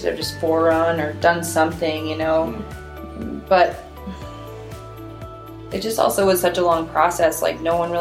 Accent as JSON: {"language": "English", "region": "Minnesota", "country": "United States", "tie": "born or raised there", "moved": "yes", "said": "growing up in Minnesota"}